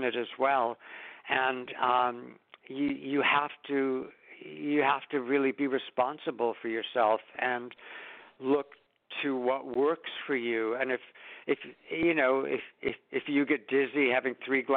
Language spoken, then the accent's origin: English; New York City, New York, United States; when I was born in Brooklyn in 1941